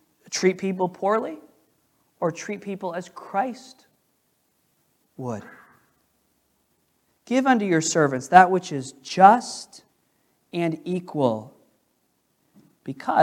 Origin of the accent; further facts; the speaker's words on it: United States; I'm an American